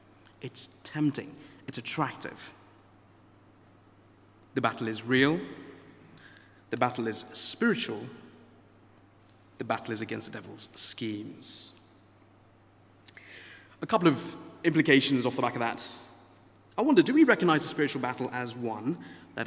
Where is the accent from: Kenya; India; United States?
India; moved away; I grew up in India